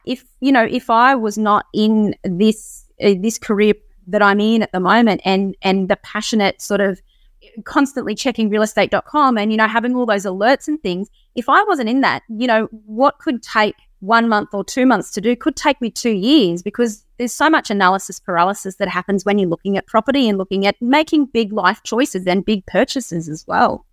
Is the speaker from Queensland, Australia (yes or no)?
yes; Sunshine Coast, Queensland, Australia; also born or lived in Canberra; I'm still on the Sunshine Coast. I, I, um, I was born in Canberra, but we moved out of there